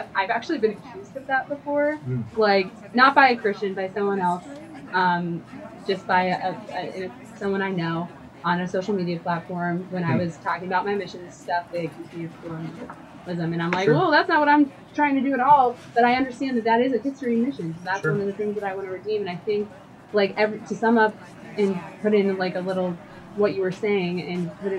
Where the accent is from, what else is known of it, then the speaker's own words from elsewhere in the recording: United States; growing up in the United States and in like a church culture